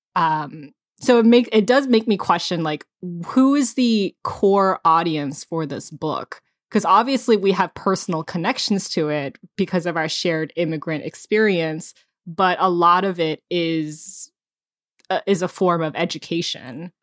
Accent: United States; I wasn't born here. I came here when I was three years old

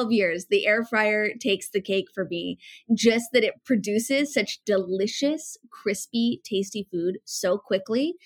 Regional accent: Northern Utah, United States; I was born and raised in Northern Utah

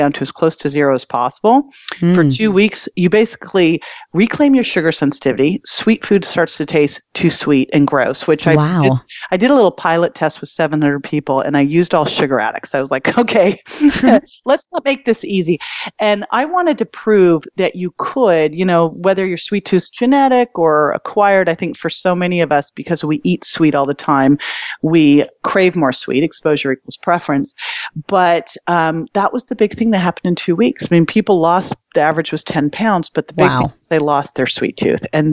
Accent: Berkeley, California, United States; I grew up in Berkeley

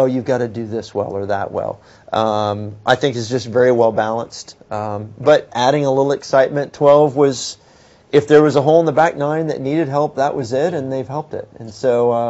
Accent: Texas, United States; being a Texan

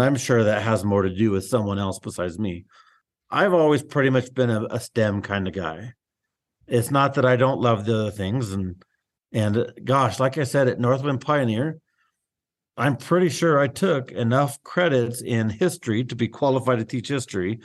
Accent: Globe, Arizona, United States; moved away as an adult; also born or lived in Salome, Arizona / South Phoenix, Arizona; now in Willcox, United States; I grew up outside of Globe on the way to Roosevelt Lake

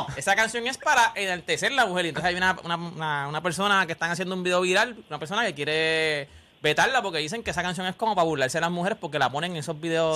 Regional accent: Puerto Rico; somos boricuas

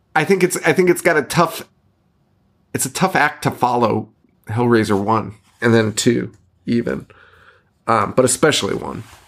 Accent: Connecticut, United States; we're from Connecticut.

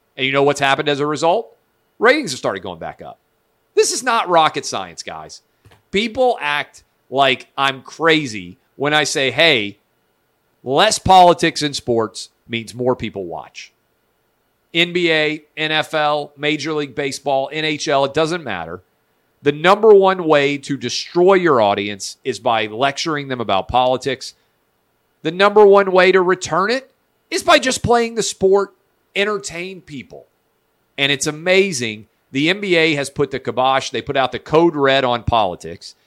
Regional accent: the South, United States; I'm a Southerner

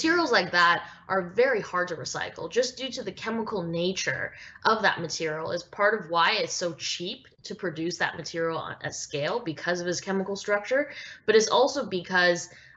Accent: Vancouver, British Columbia, Canada; growing up in Vancouver, Canada

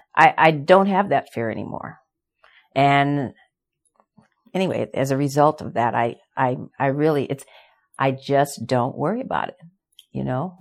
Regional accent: Yakima, Washington, United States; also born or lived in Los Angeles; We moved from Los Angeles to Yakima, Washington

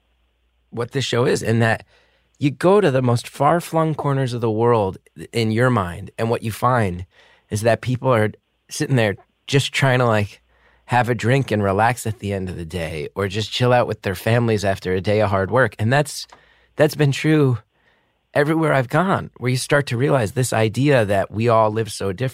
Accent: United States; as an American

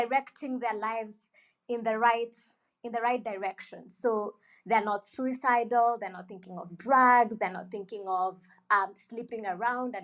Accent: Kenya; I'm from Africa, Kenya in particular.

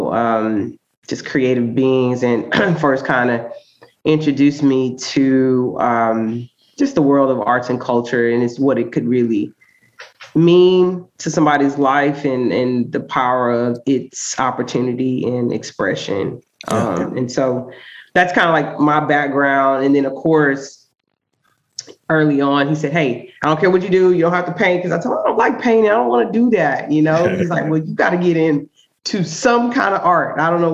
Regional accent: Houston, Texas, United States; now in Austin, United States; born and raised there

